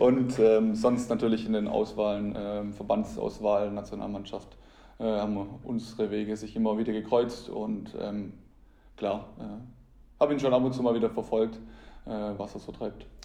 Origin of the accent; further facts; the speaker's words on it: Köngen, Baden-Württemberg, Germany; meine ersten Schritte habe ich in meinem Heimatverein TSV Könken gemacht, äh, da wo ich auch äh, aufgewachsen bin